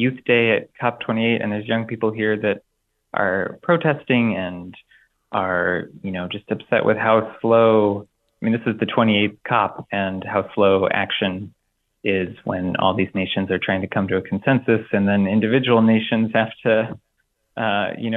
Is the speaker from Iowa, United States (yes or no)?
yes; Blue Grass, Iowa, United States; growing up in Iowa and up till now, I've seen the place that I call home change